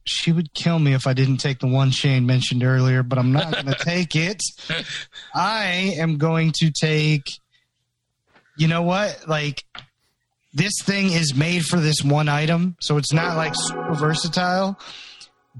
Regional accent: the Carolinas, United States; I'm from the Carolina area

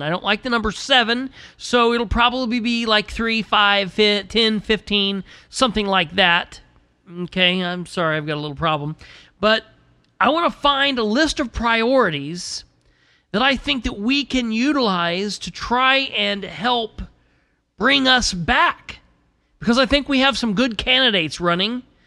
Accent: United States; I'm an American

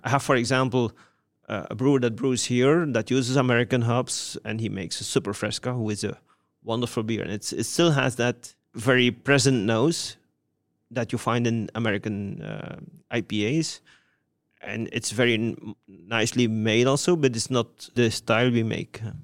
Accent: Wevelgem, Flanders, Belgium; my hometown, Wevelgem

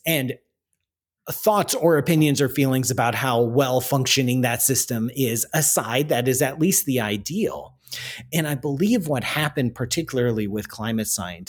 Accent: Canada; I'm Canadian

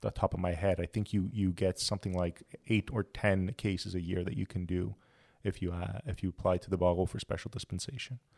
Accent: Montreal, Quebec, Canada; moved away as an adult; I'm originally from Montreal

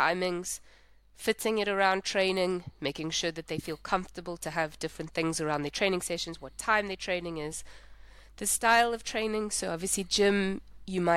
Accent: South Africa; I'm from South Africa

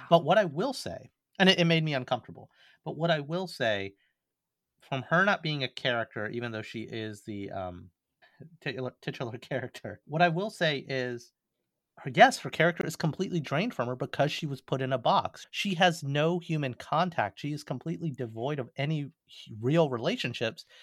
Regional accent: Alabama, United States; I'm from Alabama

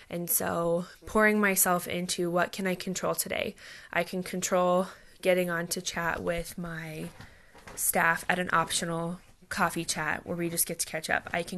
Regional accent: Fremont, Nebraska, United States; now in Lincoln, United States; I am originally from Fremont, Nebraska, but now I live and work in Lincoln, Nebraska with my husband, Nathan.

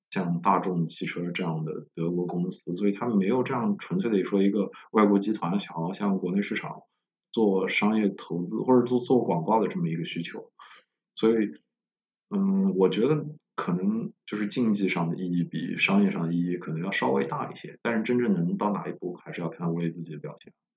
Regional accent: China; 他们当地人看到我是中国人

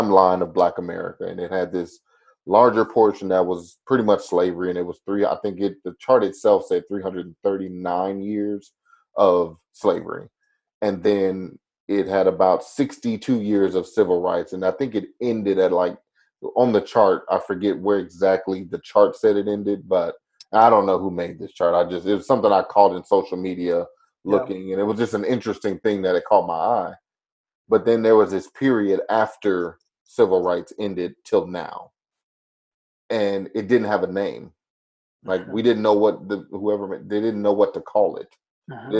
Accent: Chicago, Illinois, United States; I grew up in the Chicago area, spent some of my time in the heart of Chicago, most of my time in the suburbs

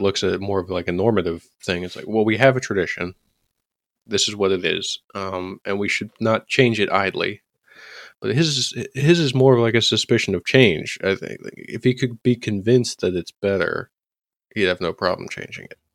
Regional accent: United States; as an American conservative

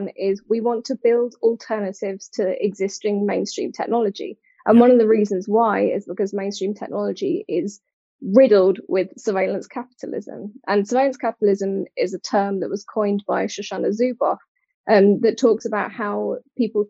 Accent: United Kingdom; accent: British; moved away as an adult; now in Cork, Ireland; based out of Cork, but obviously you can hear from my accent, very much British

